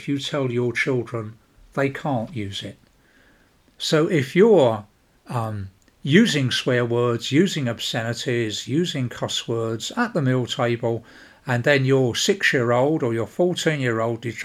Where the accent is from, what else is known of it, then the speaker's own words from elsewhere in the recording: London, United Kingdom; I come from South London, a part of the world well known for its native vocabulary